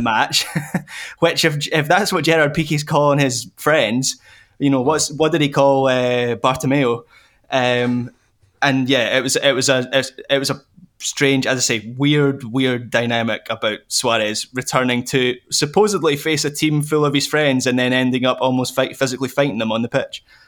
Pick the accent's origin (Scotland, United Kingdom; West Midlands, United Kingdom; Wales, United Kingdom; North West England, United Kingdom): Scotland, United Kingdom